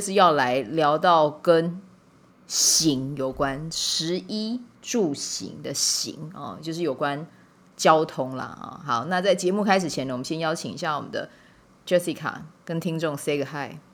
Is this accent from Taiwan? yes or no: yes; Kaohsiung, Taiwan; 我们两个本身自己都是高雄人